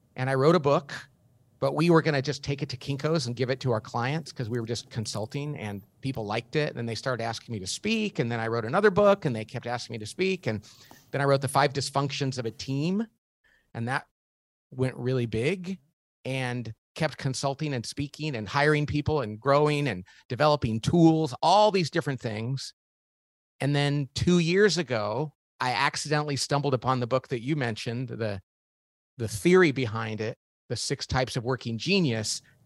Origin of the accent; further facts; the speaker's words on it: Bakersfield, California, United States; I grew up in Bakersfield, California, not a very sophisticated place